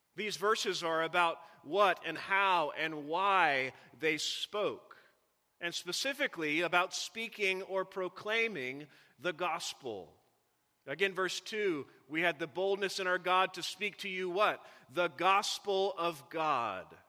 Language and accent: English; Missouri, United States; I, I grew up in Missouri.